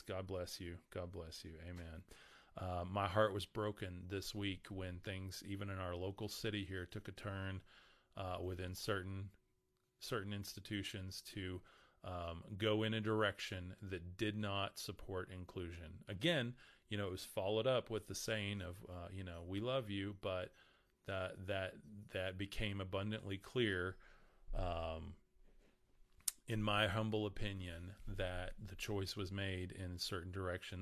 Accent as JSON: {"language": "English", "town": "Lubbock", "region": "Texas", "country": "United States", "said": "I'm from Lubbock"}